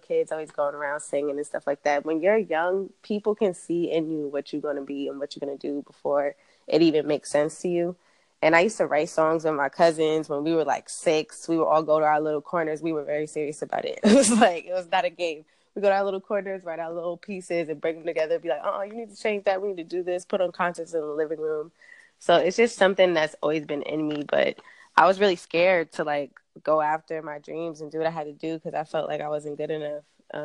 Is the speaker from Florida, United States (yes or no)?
no; Long Island, New York, United States; now in Los Angeles, United States; I'm from New York. I'm from Long Island, but I live in LA now.